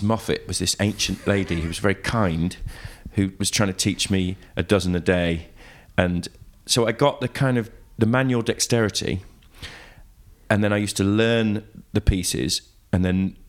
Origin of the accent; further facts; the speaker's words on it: Leamington Spa, West Midlands, United Kingdom; moved away; I grew up just outside in a little sort of modern village outside Leamington